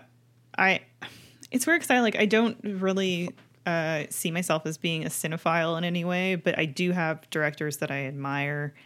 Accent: Canada; a kid growing up in Canada

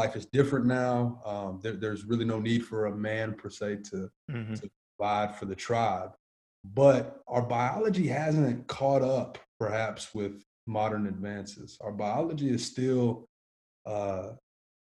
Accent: Nashville, Tennessee, United States; I grew up in Antioch, Tennessee, which is about 25 minutes south of the actual city

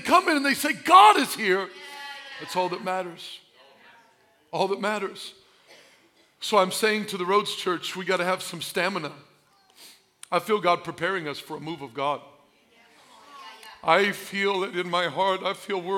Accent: Albion, Illinois, United States; I'm from Albion

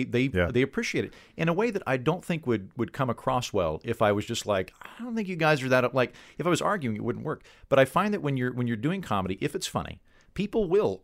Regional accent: Oklahoma, United States; I grew up in Oklahoma in the 80s, which is basically like the 50s for anyone else.

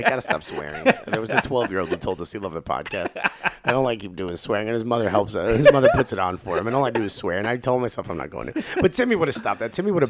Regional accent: United States; as an American soccer fan

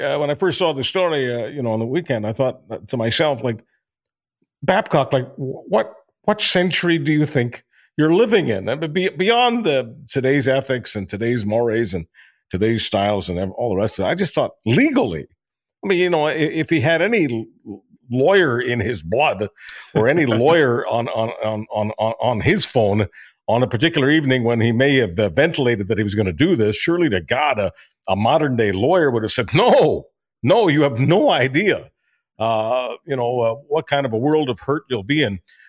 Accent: Montreal, Quebec, Canada; hockey was not to me just a game, especially growing up in Montreal.

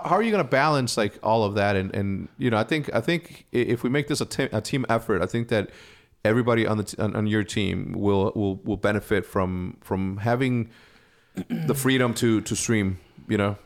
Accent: Wheeling, Illinois, United States; I'm from Wheeling, Illinois

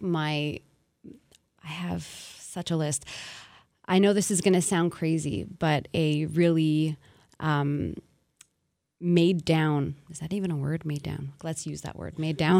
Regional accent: Montreal, Quebec, Canada; born and raised in Montreal, I wanted to kind of use my home as the setting

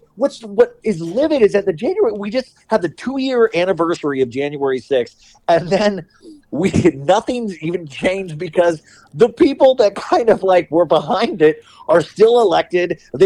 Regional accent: Bakersfield, California, United States; I'm from Bakersfield, which I was like, what is going on in Bakersfield, California, that this guy got elected in the first place?

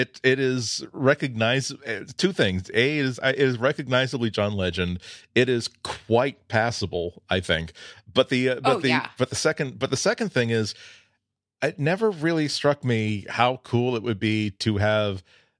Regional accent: Massachusetts, United States; This is why people can't really place my accent, even though they know that I've lived within 30 minutes of Boston all my life. The hard R and the non-existent R kind of like neutralized each other.

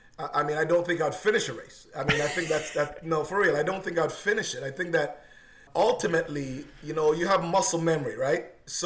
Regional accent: Oakville, Ontario, Canada; also born or lived in Jamaica; suburb of Oakville. That's hometown. That's where I've been. My parents moved here many years ago. So I came from Jamaica to here, and I still got a house here.

